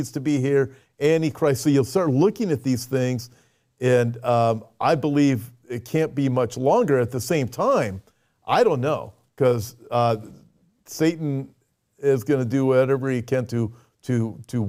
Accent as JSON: {"language": "English", "country": "United States", "said": "we're both from America"}